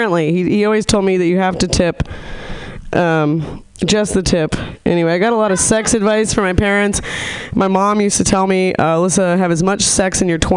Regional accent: Nevada City, California, United States; moved away; I'm from a really small hippy dippy town, Nevada City

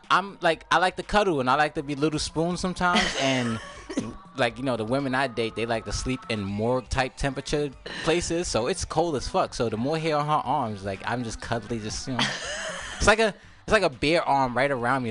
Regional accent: New York, United States; moved away; I'm from New York.

